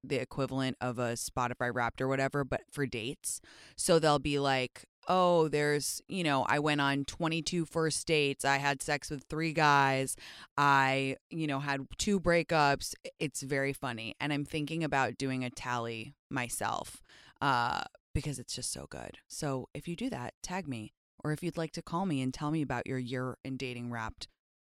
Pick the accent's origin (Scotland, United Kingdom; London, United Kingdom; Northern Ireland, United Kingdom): London, United Kingdom; moved away; I grew up in London